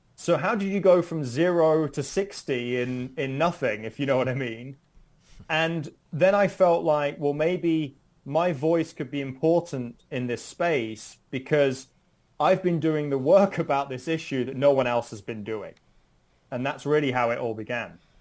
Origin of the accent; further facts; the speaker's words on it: United Kingdom; moved away as an adult; now in United States; I'm originally from the United Kingdom